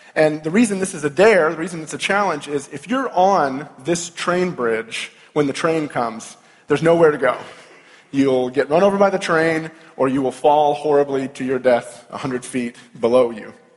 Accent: Louisville, Kentucky, United States; I'm from Louisville, Kentucky

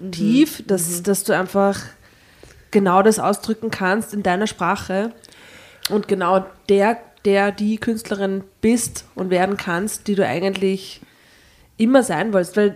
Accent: East Germany, Germany; Ja, ich komme aus der DDR und da gab es nur einen.

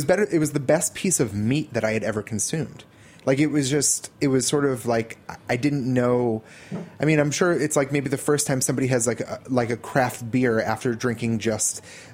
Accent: New Jersey, United States; growing up in New Jersey

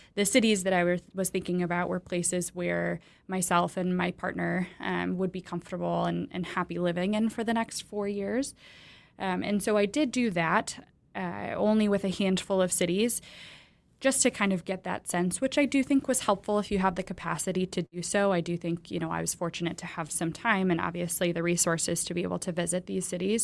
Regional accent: Michigan, United States; moved away as an adult; now in Ann Arbor, United States; I'm actually from Michigan, although I've spent the last decade plus outside of Michigan

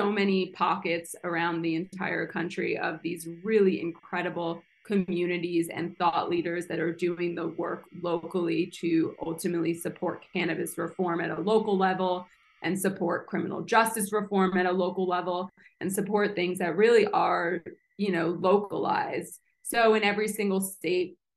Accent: New Jersey, United States; moved away; it's my home state.

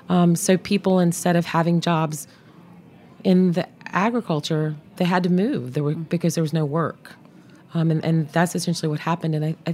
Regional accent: the South, United States; growing up in the South

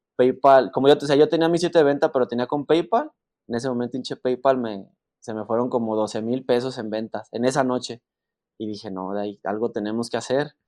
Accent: La Piedad, Michoacán, Mexico; de donde soy yo, de La Piedad Michoacán

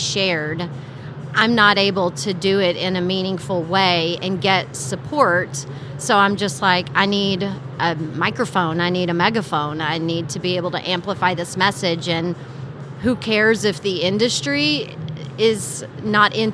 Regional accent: Texas, United States; moved away; also born or lived in California; I came from the California cannabis market, and I'm a Texas girl

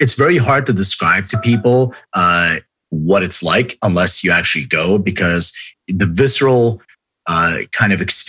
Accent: Philadelphia, Pennsylvania, United States; I grew up in Philly

